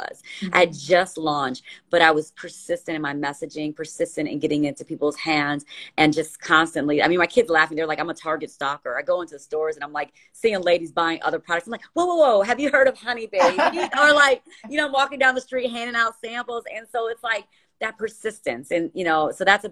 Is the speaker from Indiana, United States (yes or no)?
yes; Gary, Indiana, United States; I grew up in Gary, and we didn't have much